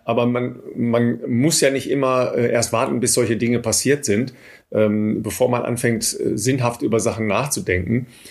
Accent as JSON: {"language": "German", "country": "Germany", "said": "wir, glaube ich, als, als Deutsche"}